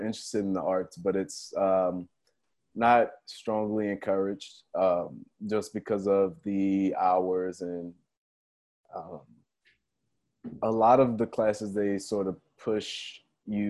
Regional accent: New Orleans, Louisiana, United States; growing up in New Orleans, I had a lot of cousins around me that were playing football

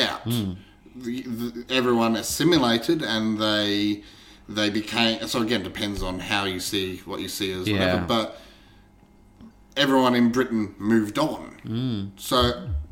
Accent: Australia; we are Australian

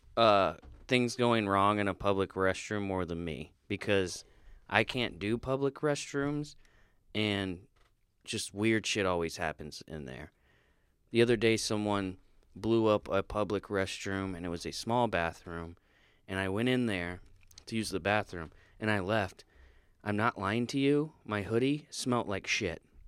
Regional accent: Florida, United States; being from Florida

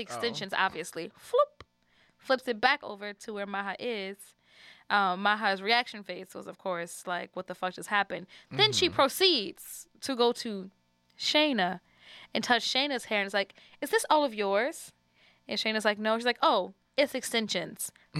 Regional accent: New Orleans, Louisiana, United States; So being that we are both from New Orleans

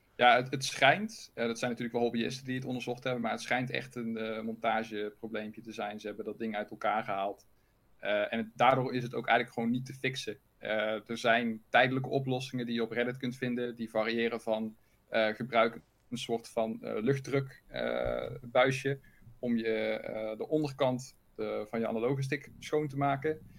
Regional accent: North Brabant, Netherlands; accent: Brabants; Maar wel zwoele Brabantse stemmen.

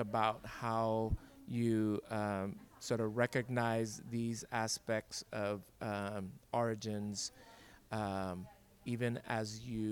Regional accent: Liberia; I'm from Liberia, West Africa

